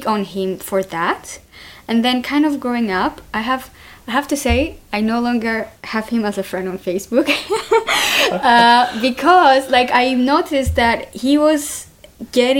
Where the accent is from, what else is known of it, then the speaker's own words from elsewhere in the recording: Cyprus; I was brought up in Cyprus